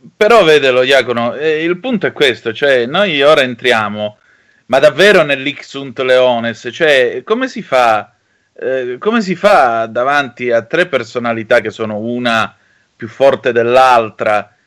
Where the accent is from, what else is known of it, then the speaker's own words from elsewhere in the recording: Vibo Valentia, Calabria, Italy; oggi c'è la Lega al mio paese, a Vibo Valencia